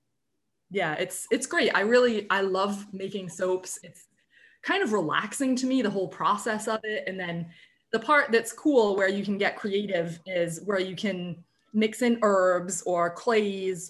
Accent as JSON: {"language": "English", "town": "Tiverton", "region": "Rhode Island", "country": "United States", "tie": "born or raised there", "also_born_or_lived": "Tampa, Florida", "said": "I was born in Rhode Island. I grew up in Tiverton. I really lived here basically my whole life"}